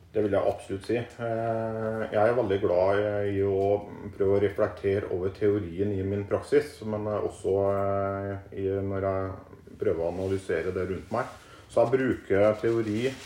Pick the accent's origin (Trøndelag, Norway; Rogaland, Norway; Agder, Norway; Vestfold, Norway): Trøndelag, Norway; Klæbu; moved away as an adult; also born or lived in Nord-Norge / Oslo / Stavern; now in Østfold, Norway; Jeg er oppvokst i Klæbu, som etter hvert har blitt en del av eh, Trondheim kommune.